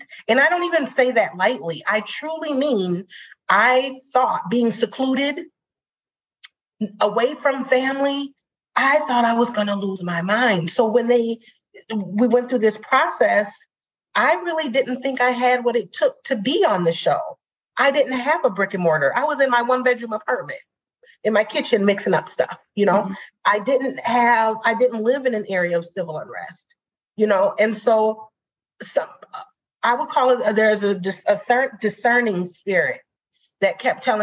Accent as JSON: {"language": "English", "town": "Saint Paul", "region": "Minnesota", "country": "United States", "tie": "born or raised there", "said": "I'm born and raised in St. Paul"}